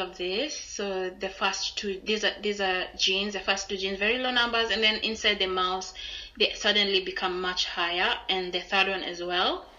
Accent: Kenya; moved away as an adult; I'm from Kenya

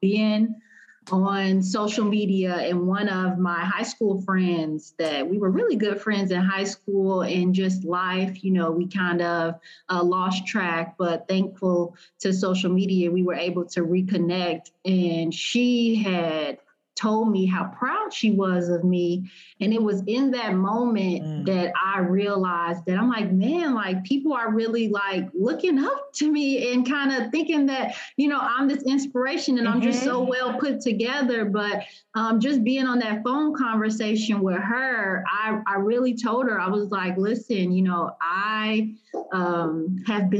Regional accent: Chicago, Illinois, United States; moved away as an adult; also born or lived in Indiana / Ohio; now in Indianapolis, United States; I'm actually originally from Chicago

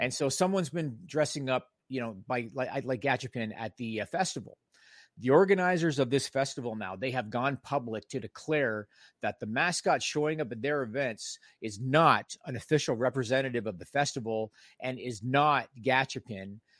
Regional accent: Canada; I'm Canadian

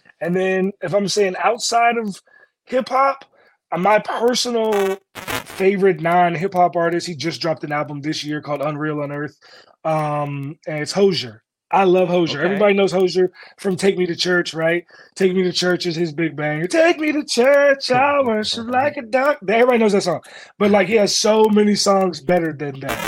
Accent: Maryland, United States; I'm from Maryland, but I grew up like 30 minutes from the college

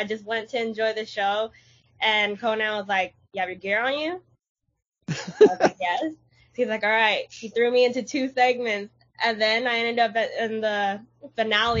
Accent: Los Angeles, California, United States; LA, and I want to show them what my hometown is all about

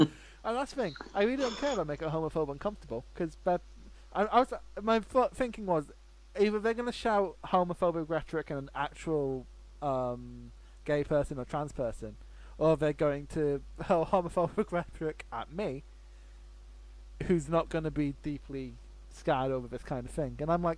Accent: Scotland, United Kingdom; Like, I'm from Scotland.

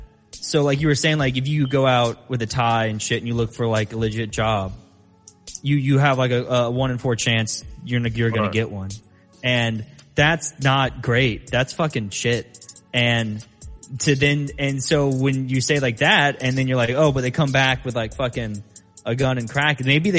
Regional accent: Austin, Texas, United States; I grew up in Texas, in Austin.

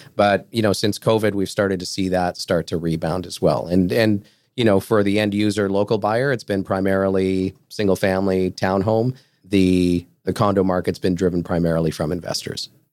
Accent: Portugal; moved away; I'm from Portugal

